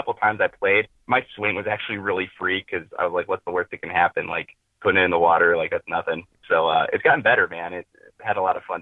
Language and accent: English; Northeast Indiana, United States; I'm from Northeast Indiana. I've lived there my whole life.